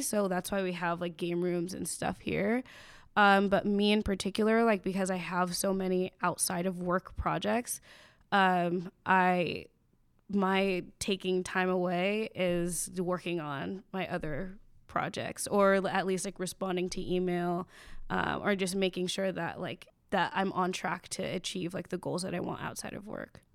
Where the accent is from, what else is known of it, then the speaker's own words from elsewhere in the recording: Chino Hills, California, United States; I grew up in Chino Hills, um, it's about an hour outside of L